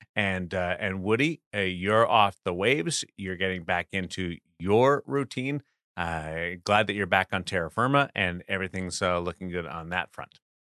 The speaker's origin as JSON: {"language": "English", "town": "Brandon", "region": "Manitoba", "country": "Canada", "tie": "born or raised there", "said": "growing up in Brandon"}